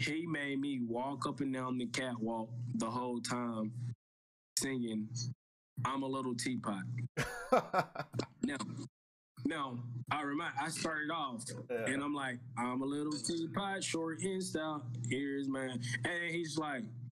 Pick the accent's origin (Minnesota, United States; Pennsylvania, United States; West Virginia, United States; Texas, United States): Texas, United States; East; moved away as an adult; also born or lived in California; born and raised East Texas, coming to California, you know, for the first time.